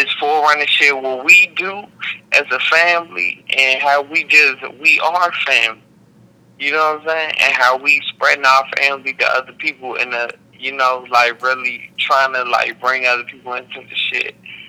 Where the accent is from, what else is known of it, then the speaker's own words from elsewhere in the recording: Wichita, Kansas, United States; born there; like I was born in Wichita and don't know nobody in Wichita.